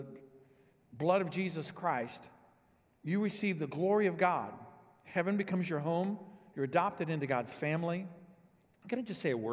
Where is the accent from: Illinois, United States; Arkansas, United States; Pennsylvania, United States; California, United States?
Illinois, United States; also born or lived in Dallas-Fort Worth, Texas; Vicki and I grew up here in Illinois